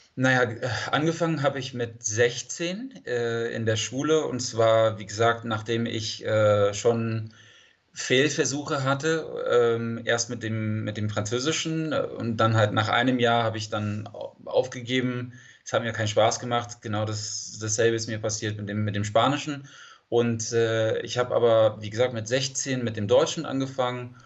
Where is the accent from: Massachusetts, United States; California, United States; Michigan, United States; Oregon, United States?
California, United States; San Diego; German is a second language; ich komme aus San Diego, Kalifornien